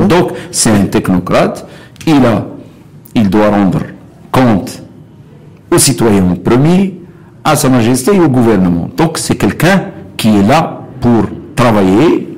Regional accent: Beni Mellal, Béni Mellal-Khénifra, Morocco; moved away; je suis originaire de Bnimlel

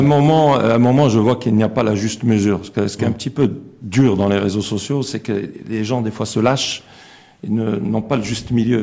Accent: Morocco; on a aussi des valeurs en tant que Marocain

